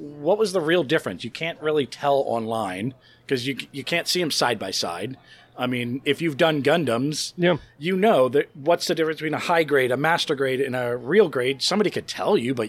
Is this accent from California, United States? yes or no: no; Florida, United States; we're originally from Florida